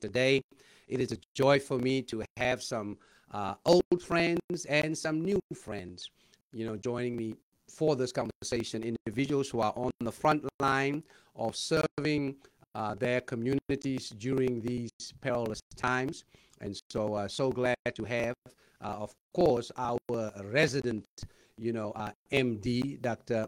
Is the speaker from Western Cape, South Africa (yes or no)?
no; Johannesburg, Gauteng, South Africa; now in Los Angeles, United States; my hometown of El Dorado Park